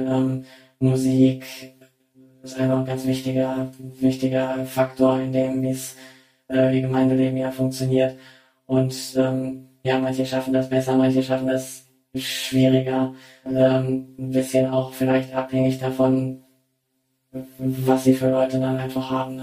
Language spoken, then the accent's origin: German; Germany; moved away as an adult; now in China; ich bin ja als, äh, Deutsche